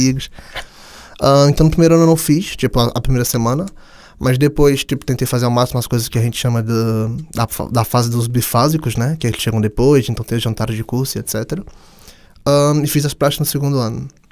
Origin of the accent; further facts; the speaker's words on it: Brazil; moved away as an adult; now in Portugal; para mim que vim do Brasil